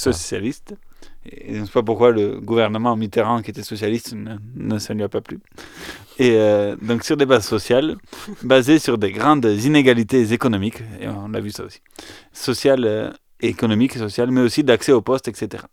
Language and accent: French; Aveyron, Occitania, France; chez nous en Aveyron